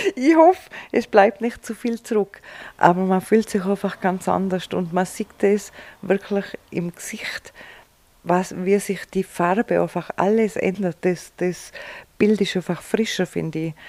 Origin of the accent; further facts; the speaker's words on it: Vils, Tyrol, Austria; Ein richtiger Filzerer